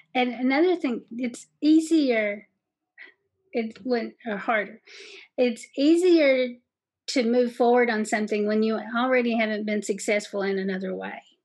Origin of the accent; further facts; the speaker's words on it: Southeast Kentucky, United States; accent: Southeast Kentucky; my Southeast Kentucky accent